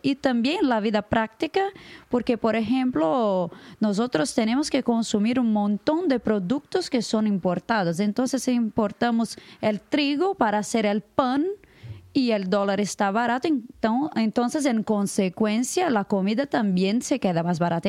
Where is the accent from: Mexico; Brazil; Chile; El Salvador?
Brazil; Spanish is a second language; soy de Brasil